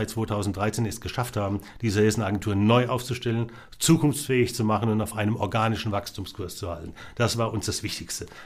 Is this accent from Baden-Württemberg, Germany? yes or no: no; Rhineland-Palatinate, Germany; ich bin ja aus der Pfalz, ne?